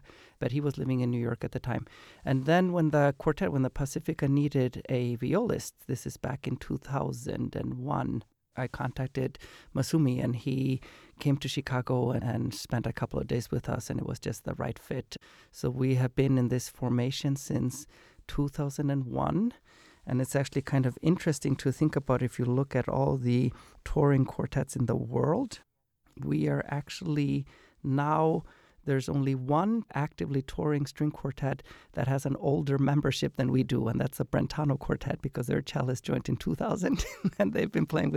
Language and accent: English; Iceland; moved away as an adult; now in United States; So I grew up in Iceland and then I moved to America for college